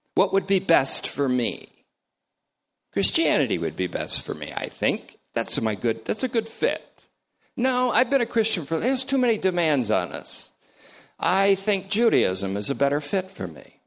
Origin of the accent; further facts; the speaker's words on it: Vermont, United States; also born or lived in New York; I'm from Vermont, but worse, I was born in New York.